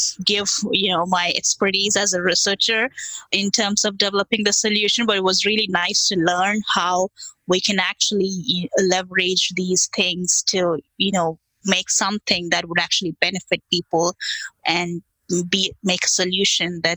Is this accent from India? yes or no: yes; India; now in United States; I come from India where, you know, we have all small scale farmers.